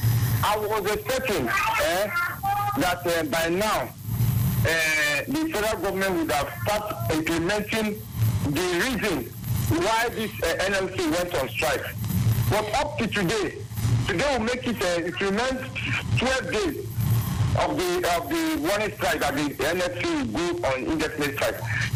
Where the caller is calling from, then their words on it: Bida, Niger State, Nigeria; I'm calling from Bida, Niger State.